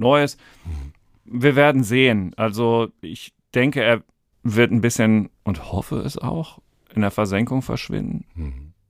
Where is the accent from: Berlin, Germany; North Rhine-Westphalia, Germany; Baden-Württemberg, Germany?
North Rhine-Westphalia, Germany; Dortmund; ich komme aus Dortmund